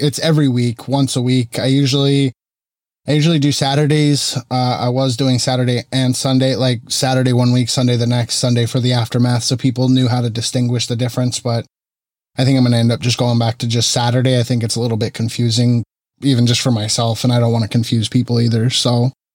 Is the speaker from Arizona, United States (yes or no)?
yes; Arizona, United States; moved away as an adult; now in Central California, United States; Not originally from California. I moved here in two thousand twelve, and I'm originally from Arizona.